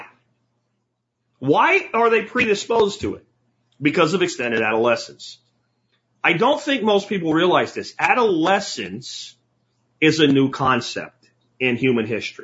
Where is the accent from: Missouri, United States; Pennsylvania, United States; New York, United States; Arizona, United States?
Pennsylvania, United States; rural; I was in rural PA